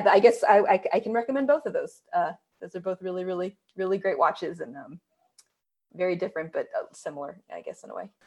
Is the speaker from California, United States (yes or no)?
yes; Northern California, United States; moved away as an adult; now in Los Angeles, United States; I am someone who, you know, grew up in Northern